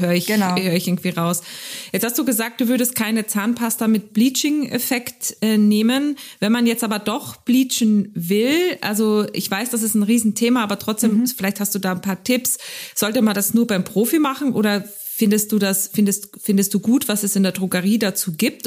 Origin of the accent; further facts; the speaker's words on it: Carinthia, Austria; accent: Carinthian; moved away; ich bin ja Österreicherin, weißt du, deswegen ist es ja für mich immer, wenn ich da bin, dann rede ich aber kärntnerisch mit dir